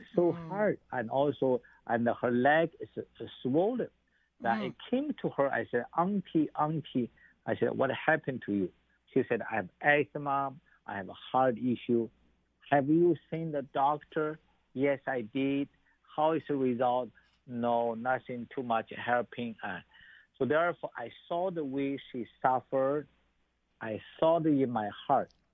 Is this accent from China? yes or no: yes; Xi'an, Shaanxi, China; moved away; I was born in China